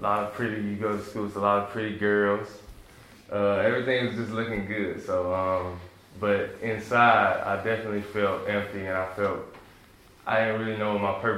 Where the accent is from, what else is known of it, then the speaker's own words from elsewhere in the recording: Memphis, Tennessee, United States; also born or lived in New York City; me and my family, we moved to Memphis, Tennessee